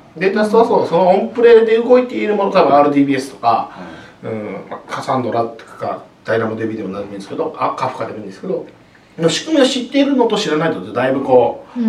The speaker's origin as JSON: {"language": "Japanese", "region": "Hiroshima", "country": "Japan", "tie": "born or raised there", "said": "僕広島出身なんですけど"}